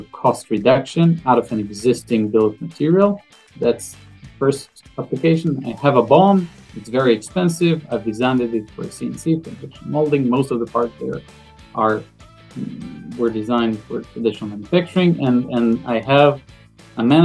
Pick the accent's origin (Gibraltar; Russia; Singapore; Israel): Israel; I'm from Israel, 38, father for three.